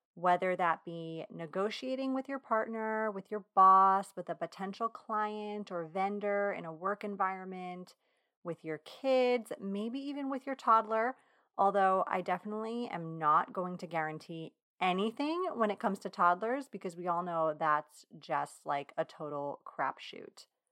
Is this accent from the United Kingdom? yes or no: no; Long Island, New York, United States; accent: Long Island; my Long Island accent